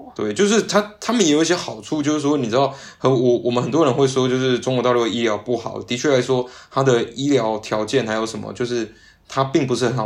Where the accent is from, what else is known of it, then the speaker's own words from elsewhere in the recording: Yunlin County, Taiwan; moved away as an adult; now in Shanghai, China; 我老家园林人啊